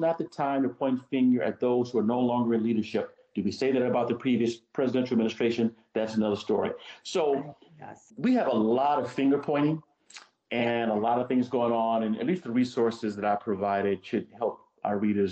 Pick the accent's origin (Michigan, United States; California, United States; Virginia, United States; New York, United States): Virginia, United States; My home state, and then I'll end with this, of Virginia